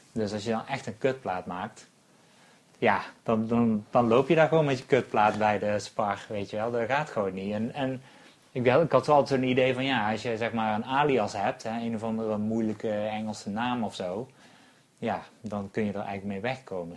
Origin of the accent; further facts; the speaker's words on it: North Brabant, Netherlands; also born or lived in Eindhoven; wij komen natuurlijk allebei uit Brabant